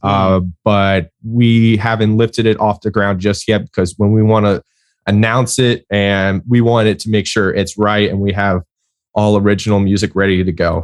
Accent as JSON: {"language": "English", "town": "Tampa", "region": "Florida", "country": "United States", "tie": "born or raised there", "said": "I grew up over in Tampa"}